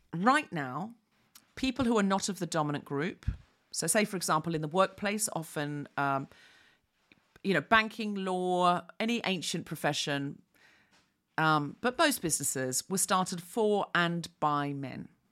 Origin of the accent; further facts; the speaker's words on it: Queensland, Australia; moved away as an adult; also born or lived in London; I was raised in Queensland